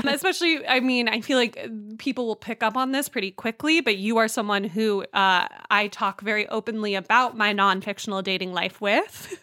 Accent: California, United States; I grew up in California

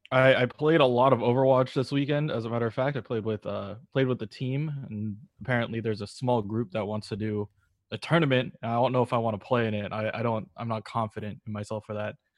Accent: Berkeley, California, United States; I'm originally from Berkeley

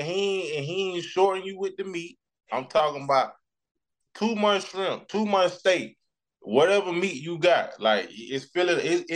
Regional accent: Florida, United States; also born or lived in St. Petersburg, Florida / Jacksonville, Florida; now in Atlanta, United States; I only been to Miami one time. Even though I'm from Florida

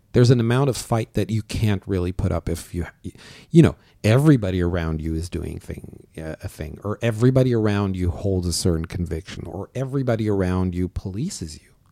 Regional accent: Syria; moved away as an adult; also born or lived in Germany; now in Canada; I was not born in Syria, but I lived in Syria as of seven years old

